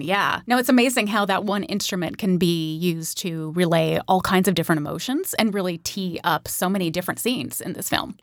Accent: Sacramento, California, United States; one of the stars of my hometown

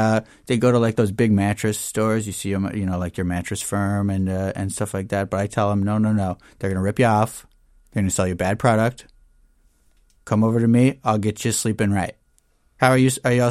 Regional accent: Janesville, Wisconsin, United States; now in Wisconsin Dells, United States; Well, I was originally from Janesville. And then after high school, I got married to my high school sweetheart and we moved up to Wisconsin Dells.

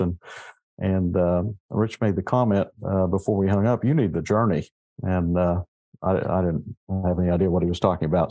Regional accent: Southeast Kansas, United States; moved away as an adult; also born or lived in Northeast Oklahoma / Missouri; now in Corpus Christi, United States; I grew up in Southeast Kansas

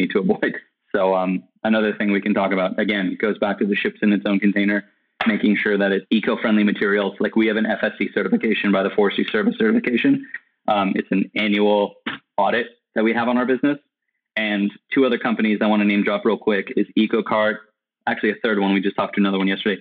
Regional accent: California, United States; now in Austin, United States; I'm currently living in Austin, Texas. However, I'm originally from California.

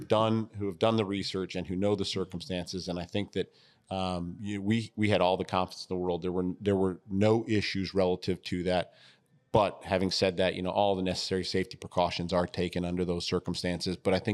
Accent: Connecticut, United States; also born or lived in Ohio / Ann Arbor, United States; Yeah, so I grew up a little bit everywhere. I was born in Ohio. I was raised in New England in Connecticut. I did graduate from Pioneer High School in Ann Arbor.

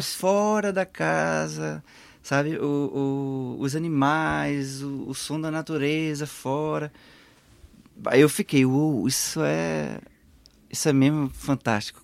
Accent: Pernambuco, Brazil; moved away as an adult; now in Portugal; o maior museu do estado de onde eu venho

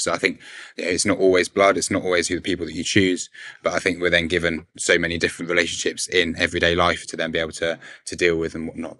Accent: Berkshire, South East England, United Kingdom; I'm 21 and I'm from Berkshire

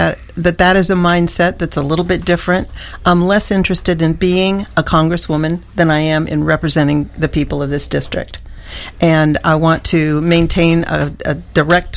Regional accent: California, United States; moved away as an adult; also born or lived in Wilson County, Tennessee; now in Tennessee, United States; I grew up in California

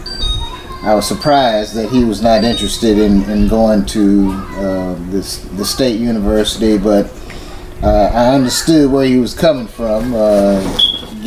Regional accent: Chesapeake, Virginia, United States; moved away as an adult; I grew up in Chesapeake, Virginia, attended Great Bridge High School

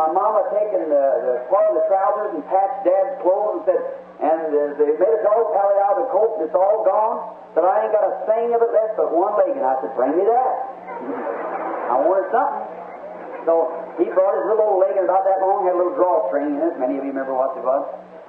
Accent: United States; I'm American. I love my nation. I'm willing to go to war anytime it goes to war.

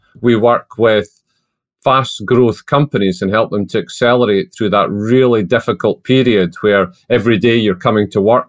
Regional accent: Scotland, United Kingdom; accent: Scottish brogue; I'm dialing in from Scotland. I'm based just outside Edinburgh.

